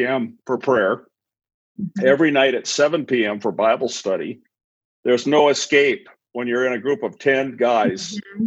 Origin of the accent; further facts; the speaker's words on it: Albuquerque, New Mexico, United States; also born or lived in Malaysia; I grew up in Albuquerque, New Mexico, here in the Southwest, many years back.